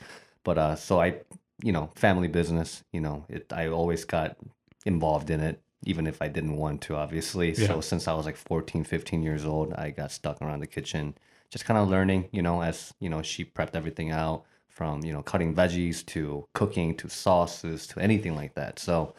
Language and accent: English; Bowling Green, Ohio, United States; also born or lived in Korea; So I was born in Korea, but I came to the States when I was about 7. So landed in Bowling Green, Ohio. So yeah, I'm a townie, you could say. Definitely a 419, you know.